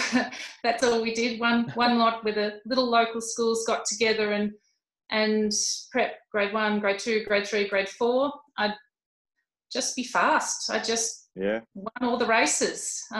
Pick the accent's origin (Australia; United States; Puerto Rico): Australia; Benambra, Victoria; Growing up in the remote East Gippsland area called Benambra, the base of Mount Hotham near Omeo. It was 2 hours to Bairnsdale, where was our closest supermarket.